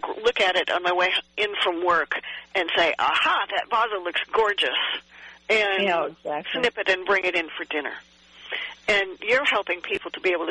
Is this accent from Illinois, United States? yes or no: yes; Illinois, United States; also born or lived in New Jersey; now in Georgia, United States; I'm from Illinois originally and lived in New Jersey